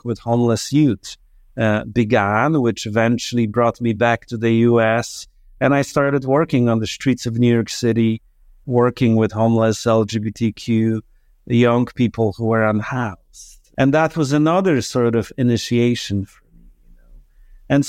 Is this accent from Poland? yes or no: yes; Poland; moved away; I was born in Poland in 1975.